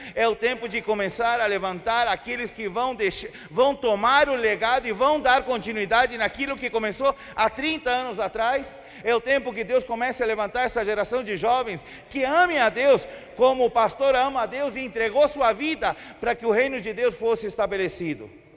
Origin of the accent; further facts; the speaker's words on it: Chile; Portuguese is a second language; moved away as an adult; also born or lived in Brazil; eu sou chileno, moro no Chile já fazem doze anos. Morei trinta anos no Brasil